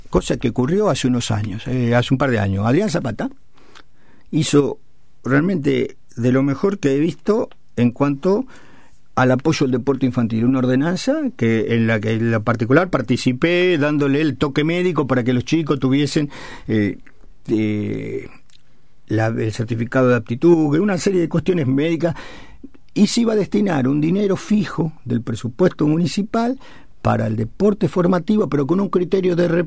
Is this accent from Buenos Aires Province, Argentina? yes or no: yes; Chivilcoy, Buenos Aires Province, Argentina; mi pobre crianza en el barrio del Sanjón